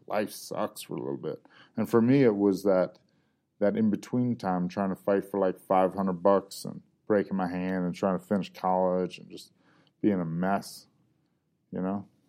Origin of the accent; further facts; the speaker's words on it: Georgia, United States; also born or lived in Ohio; Ohio-ish by way of Georgia, mostly Georgia